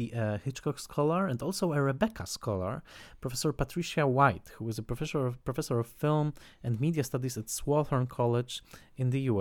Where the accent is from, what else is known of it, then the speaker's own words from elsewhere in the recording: Tarnowskie Góry, Silesian Voivodeship, Poland; English is a second language; near my hometown, Notranskie Góry